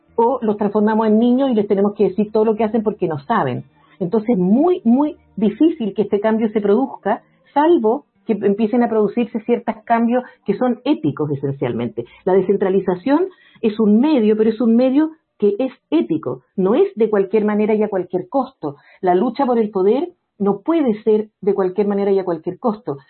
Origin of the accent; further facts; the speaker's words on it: Santiago, Santiago Metropolitan Region, Chile; yo soy de Santiago, Santiago es una región que tiene muchísimas desigualdades